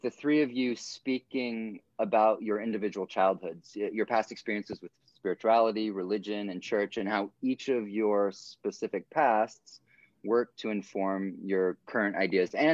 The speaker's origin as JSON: {"language": "English", "country": "South Africa", "tie": "born or raised there", "also_born_or_lived": "Portland, United States", "said": "I was born in Portland, Oregon, uh, and then when I was nine, moved to South Africa. I was raised in South Africa by missionary parents."}